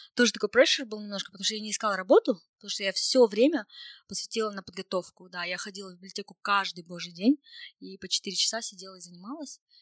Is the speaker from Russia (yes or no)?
no; Kokshetau, Akmola Region, Kazakhstan; Я из Кукшетау, где, в принципе, очень так, э, ну, русскоговорящее население. Мы доба-, дома не разговариваем на, на казахском языке вообще.